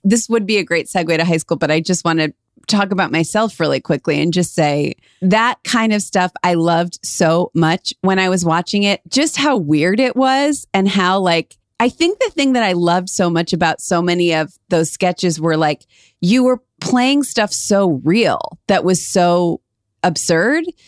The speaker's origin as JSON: {"language": "English", "town": "Cleveland", "region": "Ohio", "country": "United States", "said": "we're from Cleveland, we just assumed everyone is like that about their hometown"}